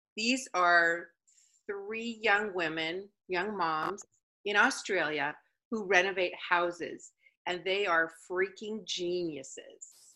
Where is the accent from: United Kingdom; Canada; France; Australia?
Canada; I'm from Canada, and so I was frozen half of my life